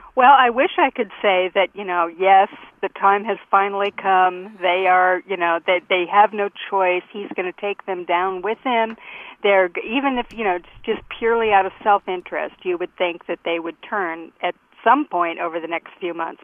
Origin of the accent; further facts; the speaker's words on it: United States; as an American